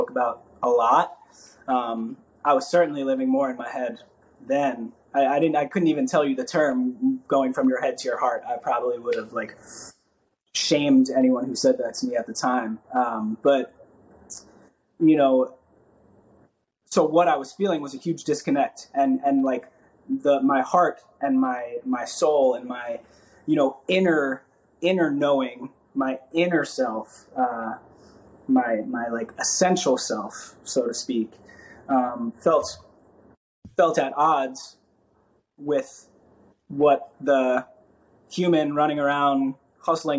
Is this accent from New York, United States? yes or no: yes; New York City, New York, United States; I grew up in New York